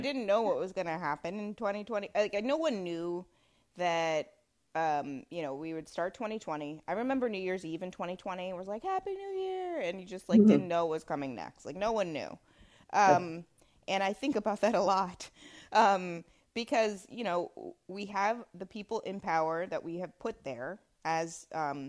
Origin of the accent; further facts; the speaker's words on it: New Jersey, United States; I'm from New Jersey